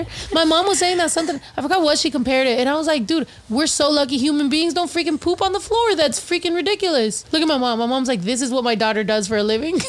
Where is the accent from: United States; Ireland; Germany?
United States; East Coast; Like, I'm from the East Coast. How fucking dare you?